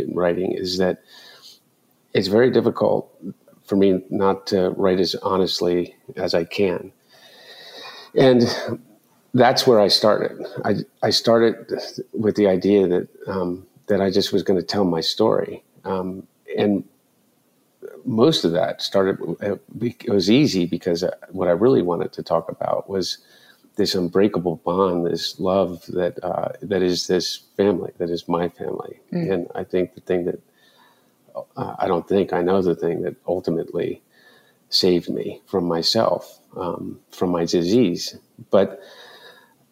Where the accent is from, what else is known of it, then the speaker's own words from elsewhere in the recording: Delaware, United States; growing up in Delaware